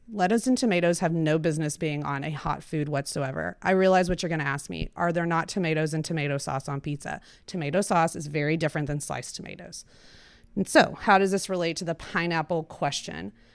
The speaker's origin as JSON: {"language": "English", "town": "Weatherford", "region": "Texas", "country": "United States", "tie": "born or raised there", "also_born_or_lived": "Cambridge, Massachusetts / Austin, Texas / Houston, Texas", "said": "I grew up in Weatherford, Texas"}